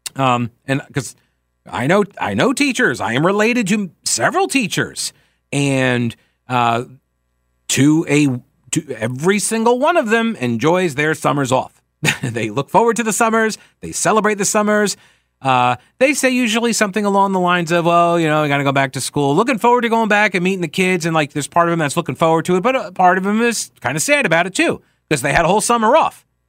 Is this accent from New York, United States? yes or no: yes; New York, United States; moved away; I'm from New York